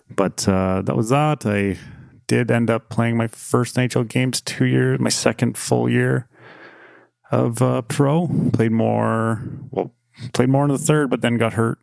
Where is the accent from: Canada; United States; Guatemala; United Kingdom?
Canada; near Calgary, Alberta; just growing up near Calgary